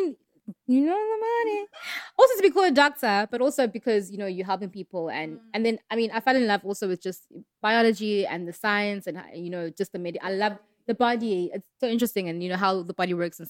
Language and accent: English; Pietermaritzburg, KwaZulu-Natal, South Africa; born and bred in Pietermaritzburg, KZN